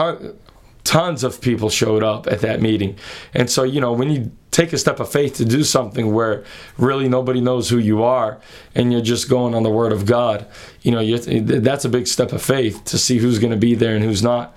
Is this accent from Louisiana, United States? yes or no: no; Massachusetts, United States; my hometown where I grew up in the state of Massachusetts